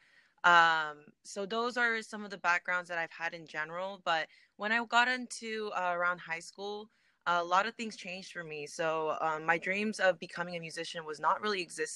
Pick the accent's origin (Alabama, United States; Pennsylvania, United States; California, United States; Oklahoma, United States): California, United States; Bay Area; I am an artist from the Bay Area